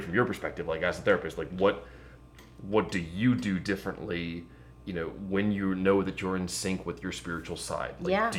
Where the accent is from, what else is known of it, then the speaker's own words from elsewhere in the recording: Lamont, United States; I lived in Lamont and I grew up in Lamont. I got, you know, went to grade school, high school in Lamont, and I've lived here.